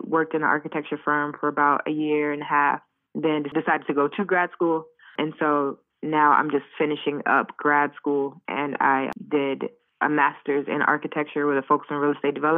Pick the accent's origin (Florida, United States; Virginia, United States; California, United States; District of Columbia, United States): District of Columbia, United States; Washington; also born or lived in Chicago, Illinois / Morocco / Ghana; I am from Washington, D.C. originally. I grew up both in D.C. and also Chicago